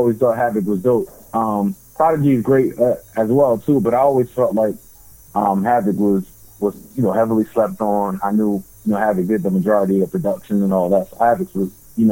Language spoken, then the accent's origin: English; North New Jersey, United States; I grew up in North New Jersey. I stay down in the south side of New Jersey now, closer to Philly. But, you know, born and raised in North New Jersey.